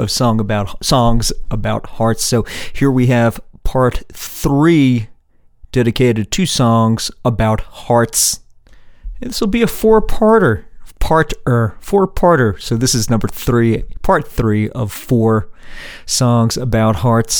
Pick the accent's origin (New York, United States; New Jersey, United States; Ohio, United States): New York, United States; New York City; when I was growing up in Queens, I was going to PS 31, public school 31 there in Bayside, Queens